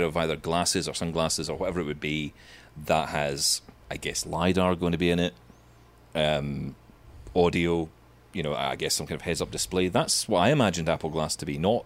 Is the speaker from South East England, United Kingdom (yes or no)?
no; Scotland, United Kingdom; I'm from Scotland.